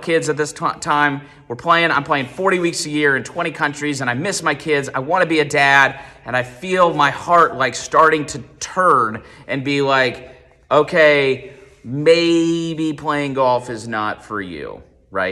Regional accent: Columbus, United States; I grew up in Columbus

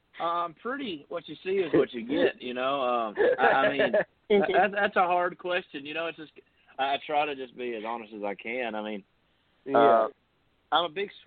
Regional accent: Tennessee, United States; I'm an average, you know, Tennessee kid

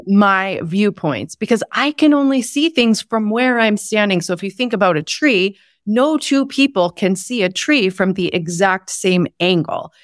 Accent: Texas, United States; I grew up in Texas in the Bible Belt

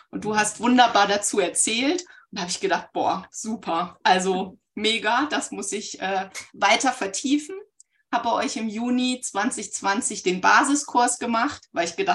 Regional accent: Baunatal, Hesse, Germany; Ich komme aus Nordhessen, aus dem schönen Baunatal und hier ist irgendwie für Jinshin Jitsu ein Vibe-Spot.

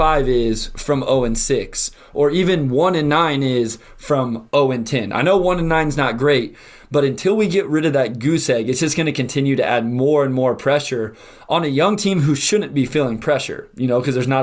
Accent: Kansas, United States; I grew up in Kansas.

